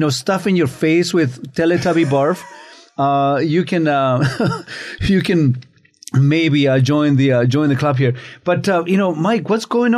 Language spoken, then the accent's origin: English; Chile; now in Canada; Growing up in Chile and under a very, very, very religious family